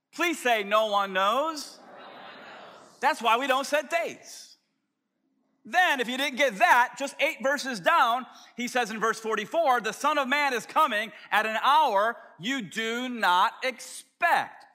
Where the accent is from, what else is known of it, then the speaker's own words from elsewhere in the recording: Tampa, Florida, United States; as a little scrawny kid growing up in South Tampa